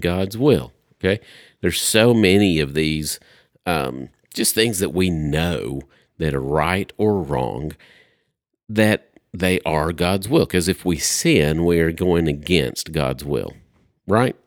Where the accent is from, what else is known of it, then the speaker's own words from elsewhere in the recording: Upper East Tennessee, United States; moved away; I'm from Upper East Tennessee originally.